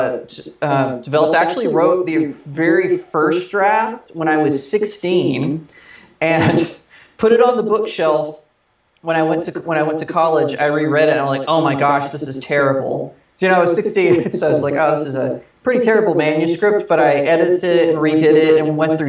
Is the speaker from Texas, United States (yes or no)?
yes; Texas, United States; moved away as an adult; also born or lived in Redding, California; now in Los Angeles, United States; I'm a Texan, born and raised